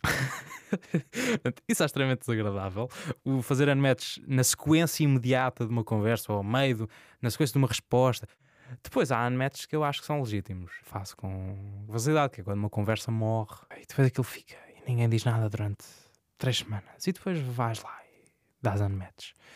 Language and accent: Portuguese; Santa Maria, Azores, Portugal; moved away as an adult; now in Lisbon, Portugal; Sou de Santa Maria, nos Açores, uh, moro em Lisboa, na Misericórdia